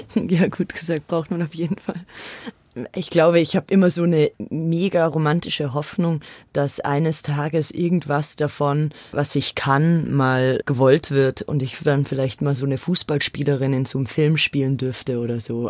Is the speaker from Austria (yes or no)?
yes; Austria; now in Munich, Germany; Ich bin ja aus Österreich